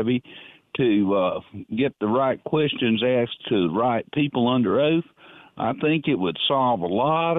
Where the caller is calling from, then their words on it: Darlington, North East England, United Kingdom; in Darlington.